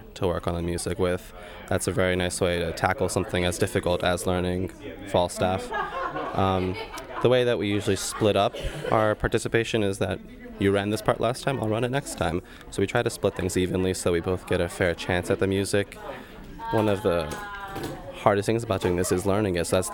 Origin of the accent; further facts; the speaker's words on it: Newtown, Pennsylvania, United States; I'm from Newtown, Pennsylvania